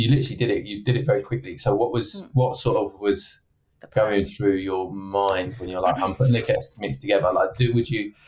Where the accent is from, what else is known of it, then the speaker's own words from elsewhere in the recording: Essex, East of England, United Kingdom; now in Manchester, United Kingdom; I'm from Essex originally